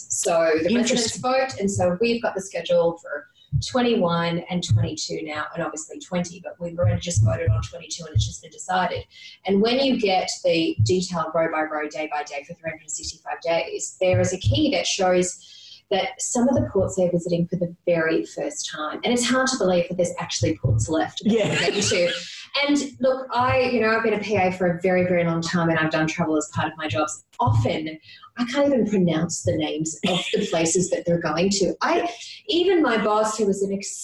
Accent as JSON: {"language": "English", "town": "Sydney", "region": "New South Wales", "country": "Australia", "said": "I come from Sydney"}